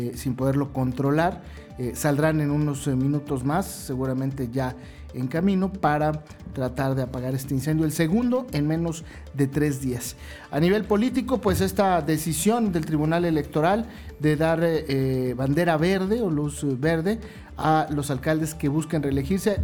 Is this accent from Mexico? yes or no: yes; Mexico; como ciudadano mexicano